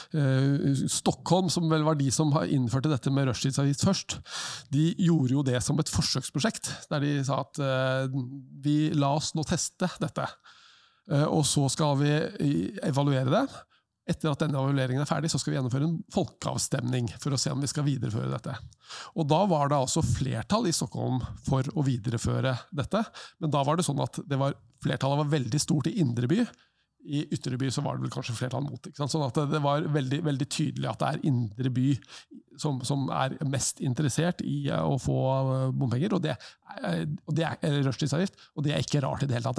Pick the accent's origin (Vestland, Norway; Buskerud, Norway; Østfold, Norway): Buskerud, Norway; Lier; jeg er fra Lier